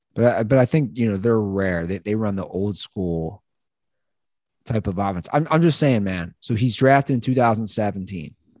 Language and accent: English; Ohio, United States; I'm from Ohio